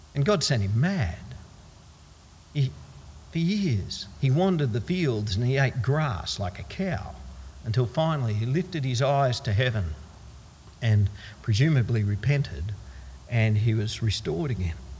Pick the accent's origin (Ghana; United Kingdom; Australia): Australia; Queensland; being a Queenslander